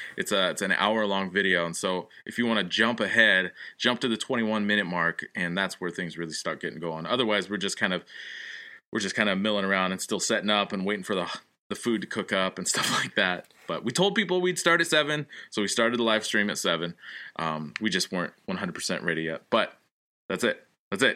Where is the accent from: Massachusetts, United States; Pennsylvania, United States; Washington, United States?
Washington, United States; Olympia; now in Connecticut, United States; originally from Olympia, Washington, now living in Connecticut